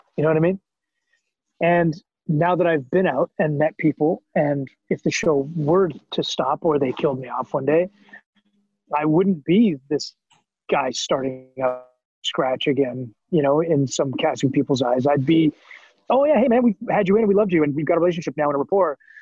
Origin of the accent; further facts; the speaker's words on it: Canada; moved away as an adult; now in United States; as a Canadian actor who didn't know anybody